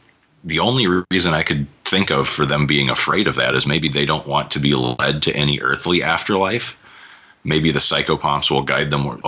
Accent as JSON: {"language": "English", "region": "Iowa", "country": "United States", "said": "I'm from the Midwest. I'm from Iowa."}